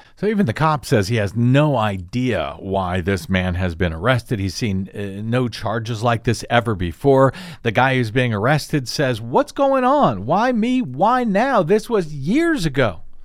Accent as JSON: {"language": "English", "region": "Missouri", "country": "United States", "tie": "born or raised there", "moved": "yes", "said": "my home state of Missouri"}